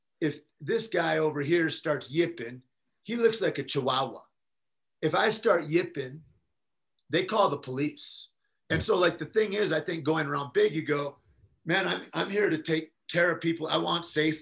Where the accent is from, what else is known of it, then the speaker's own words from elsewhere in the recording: Michigan, United States; moved away; also born or lived in New Mexico; I come from Michigan